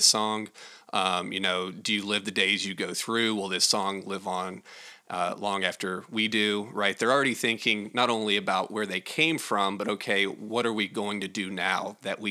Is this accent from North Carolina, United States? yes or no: yes; North Carolina, United States; I'm from North Carolina